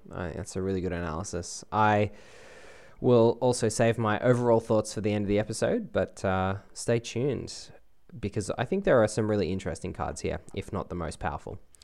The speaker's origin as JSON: {"language": "English", "country": "Australia"}